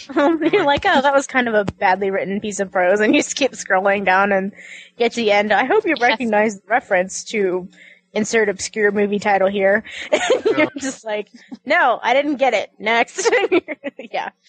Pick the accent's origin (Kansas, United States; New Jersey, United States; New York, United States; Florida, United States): Kansas, United States; moved away; I'm from Kansas